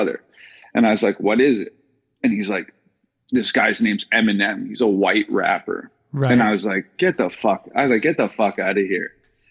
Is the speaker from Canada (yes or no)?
yes; British Columbia, Canada; born or raised there; moved away; also born or lived in Edmonton, Alberta